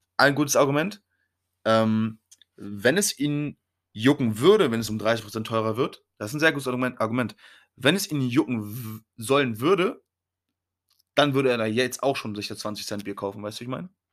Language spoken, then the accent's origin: German; Germany; wir Deutschen